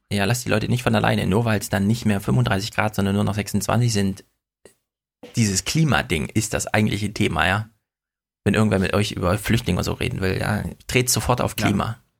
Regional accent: Jena, Thuringia, Germany; now in Frankfurt, Germany; ich komme ja aus Jena

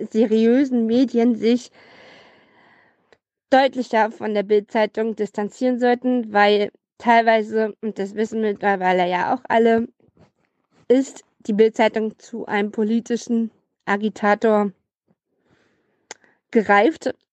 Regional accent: Brandenburg, Germany; ich komme auch aus Brandenburg

